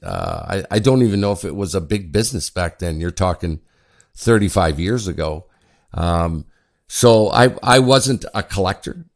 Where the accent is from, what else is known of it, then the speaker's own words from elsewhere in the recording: Ottawa, Ontario, Canada; also born or lived in Sudbury, Ontario; I'm from Ottawa. I went to high school in the University in Ottawa. I'm originally from Sudbury, and I went back to Ottawa